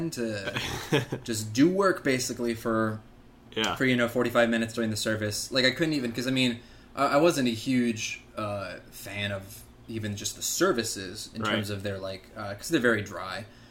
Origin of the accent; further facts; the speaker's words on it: Michigan, United States; I was born and raised in Michigan, very Midwestern suburban kind of existence